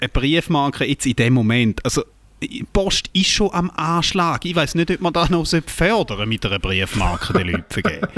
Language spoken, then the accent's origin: German; Eastern Switzerland, Switzerland; dass ich in der Ostschweiz geboren bin